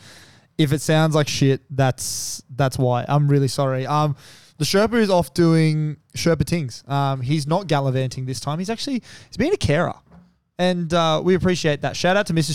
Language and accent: English; Sydney, New South Wales, Australia; we're from Western Sydney